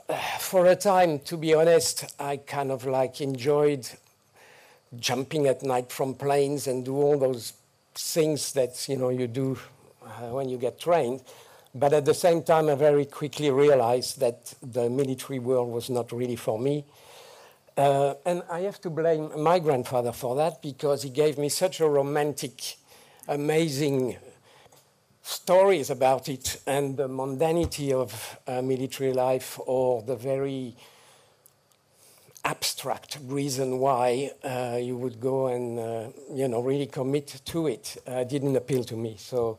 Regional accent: Algeria; born there; My own life, I was born in North Africa at the time of the Algerian War of Independence.

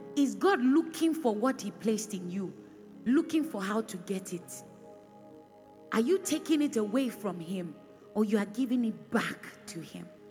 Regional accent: Edo, Nigeria; I'm from Edo State, so I know Edo people

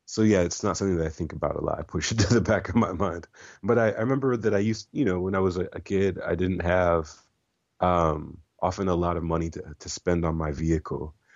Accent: Iowa, United States; moved away; also born or lived in Oregon / Milwaukee; as a child, uh, growing up in Iowa

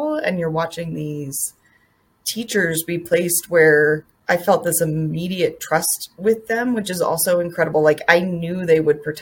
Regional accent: Colorado, United States; I grew up in Colorado where I feel like the first school shooting happened, Columbine happened

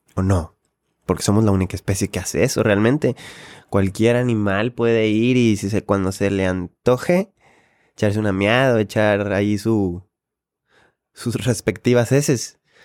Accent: Monterrey, Nuevo León, Mexico; yo como regio

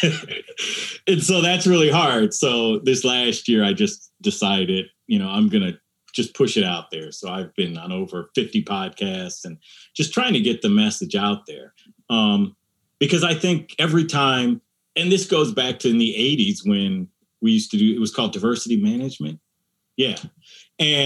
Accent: United States; my experience of a person of color growing up in America

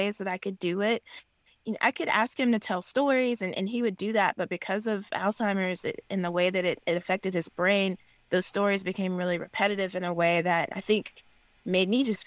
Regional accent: South Carolina, United States; now in Georgia, United States; Calpin, South Carolina. It's a small, rural, one-stoplight, literally one-stoplight town in kind of the Appalachian foothills of South Carolina, where I grew up

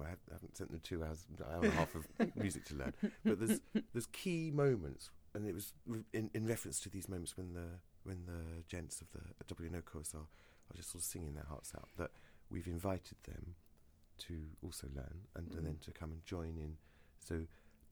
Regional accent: Brighton, South East England, United Kingdom; moved away; I grew up in Brighton.

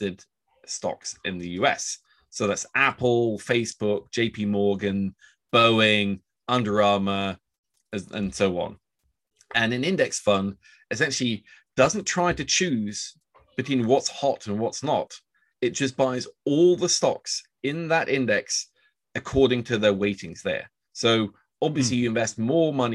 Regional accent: Oslo, Norway; also born or lived in New York; I'm actually from Oslo

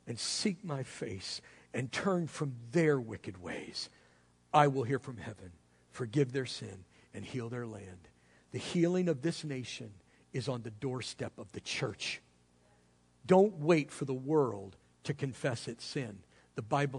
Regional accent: United States; I'm an American

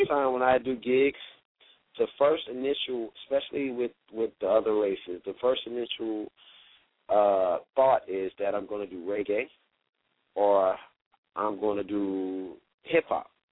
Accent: Miami, Florida, United States; I'm a Miami native.

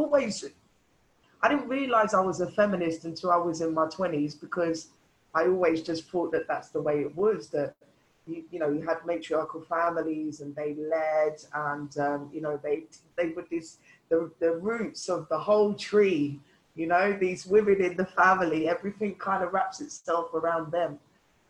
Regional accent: London, United Kingdom; the melting pot growing up in London

